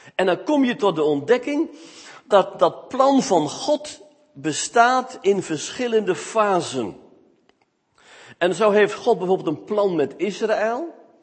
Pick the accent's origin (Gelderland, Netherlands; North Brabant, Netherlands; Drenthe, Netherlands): Drenthe, Netherlands; Smilde; moved away; also born or lived in Veluwe; Ik kom namelijk uit Smilde. Dat ligt naast het plaatsje Vochtelo. Het Veen.